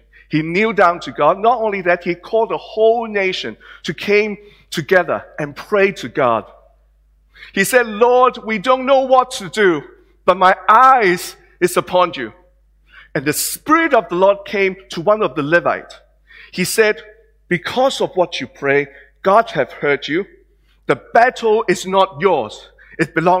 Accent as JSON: {"language": "English", "country": "Hong Kong", "tie": "born or raised there", "moved": "yes", "lives_now": "Australia", "said": "some of you may recognize my accent and the way I look, that I'm not born in Australia. I was born in Hong Kong."}